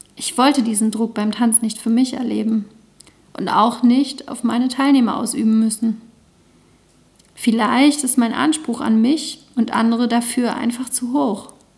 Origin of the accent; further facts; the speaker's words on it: the East, East Germany, Germany; now in Lüneburg, Germany; Durch meine Kindheit im Osten